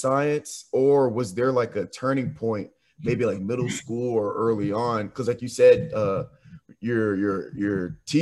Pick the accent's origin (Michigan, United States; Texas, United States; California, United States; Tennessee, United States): Tennessee, United States; Nashville; also born or lived in Jackson, Tennessee; I'm from Nashville and I'm from Williamson County